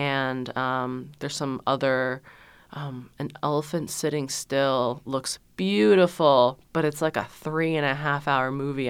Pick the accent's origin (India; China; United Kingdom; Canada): China; moved away; I was born in China as the one child.